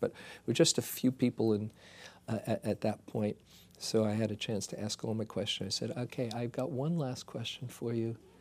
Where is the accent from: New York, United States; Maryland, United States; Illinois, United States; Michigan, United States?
New York, United States; New York City; moved away; I was from Queens